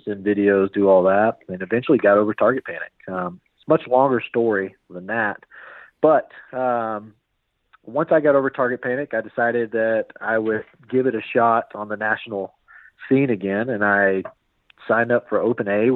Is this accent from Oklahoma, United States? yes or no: yes; Norman, Oklahoma, United States; I am from Norman, Oklahoma, otherwise known as God's Country